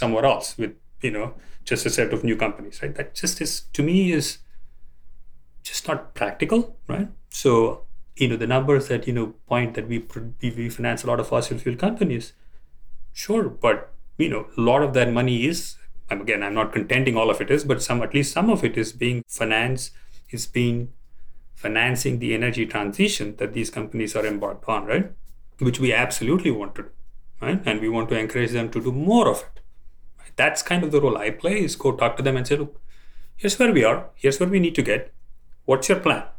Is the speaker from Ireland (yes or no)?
no; India; moved away; I grew up in India